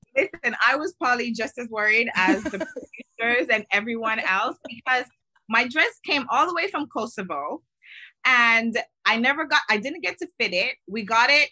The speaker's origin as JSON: {"language": "English", "town": "Miami", "region": "Florida", "country": "United States", "said": "I'm originally from Miami"}